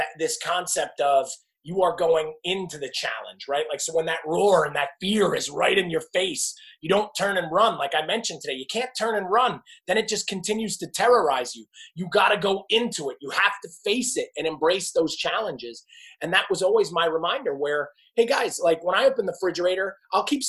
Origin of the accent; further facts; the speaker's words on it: New Jersey, United States; I am from New Jersey. We lived right outside New York City